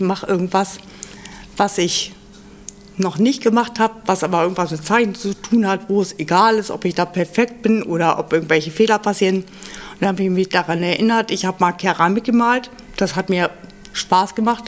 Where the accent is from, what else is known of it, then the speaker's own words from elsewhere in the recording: Göttingen, Lower Saxony, Germany; moved away as an adult; now in Hamburg, Germany; ich bin, ähm, aus Göttingen, hab Abi gemacht und bin mit zwanzig hier nach Hamburg gezogen fürs Studium